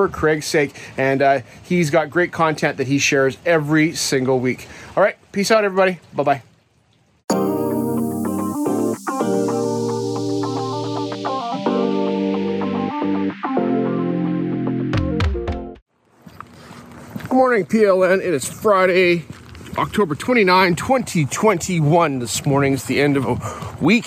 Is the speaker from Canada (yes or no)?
yes; Canada; I'm a Canadian kid, grew up here